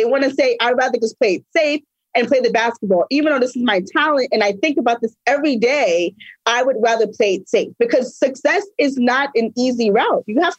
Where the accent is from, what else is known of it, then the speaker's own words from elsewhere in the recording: New York, United States; I'm from New York.